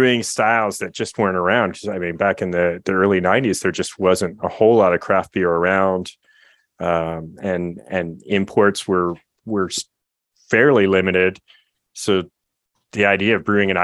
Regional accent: California, United States; I grew up in California

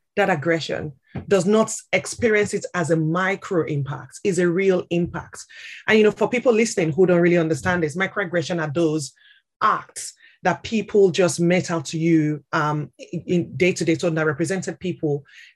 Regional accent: Nigeria; moved away as an adult; also born or lived in St Albans; now in London, United Kingdom; I'm originally from Nigeria.

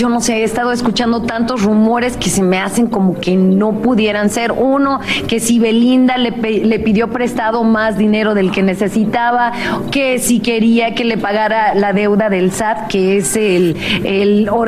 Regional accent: San Antonio, Texas, United States; yo feliz aquí en mi tierra, San Antonio

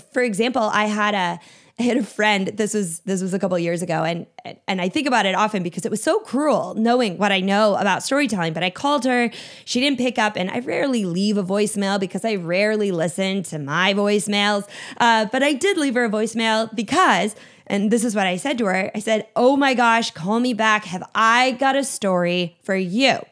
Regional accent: Minnesota, United States; I grew up in Minnesota, so a cabin was a, was a part of life

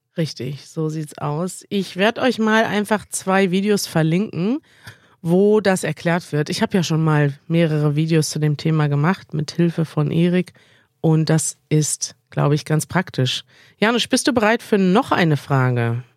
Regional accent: Russia; German is a second language; ich bin 16 Jahre alt und ich bin in Russland geboren

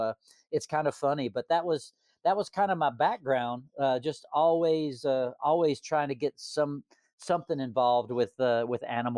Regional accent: Hot Springs, North Carolina, United States; also born or lived in Florida; I was born in Florida, but my mom and dad divorced, and I moved back to my mom's hometown of Hot Springs, North Carolina, when I was in kindergarten. So that's where I developed my accent.

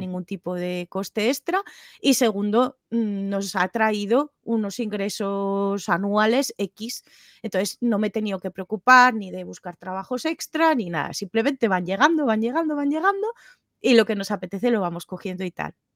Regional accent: Tudela, Navarre, Spain; moved away as an adult; also born or lived in Barcelona; yo vengo de Tudela, Navarra, que es un pueblo más o menos pequeñito

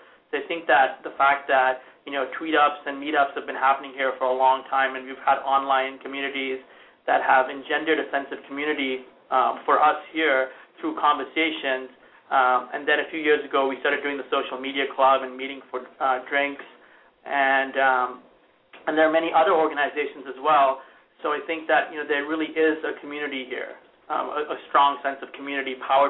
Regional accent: India; also born or lived in Montana; now in Indianapolis, United States; I grew up in India and came to America to be a cowboy. So the cowboy mythology is very much a part of my immigrant DNA. And I've spent time in Montana, but I ended up in Indiana

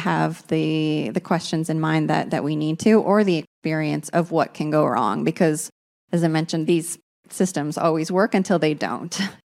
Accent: Canada; I'm Canadian, and I think, embarrassingly, we became a poster child for how that can go wrong recently.

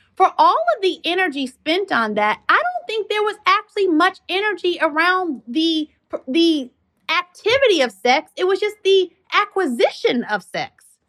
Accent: Kentucky, United States; moved away as an adult; I'm a country mouse, you know, I come from Kentucky

